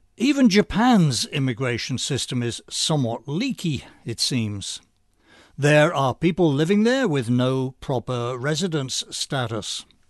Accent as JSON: {"language": "English", "country": "United Kingdom", "moved": "yes", "lives_now": "United States", "said": "As an American ex-Brit"}